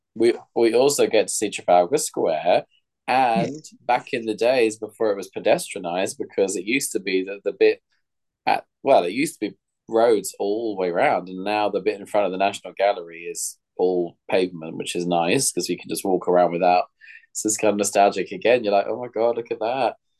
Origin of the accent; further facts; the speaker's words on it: London, United Kingdom; as a Londoner